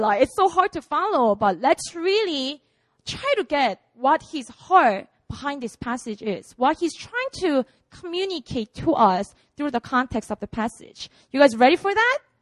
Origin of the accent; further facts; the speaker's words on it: Busan, South Korea; now in Seoul, South Korea; I was born and raised in Busan. This is my city, my hometown.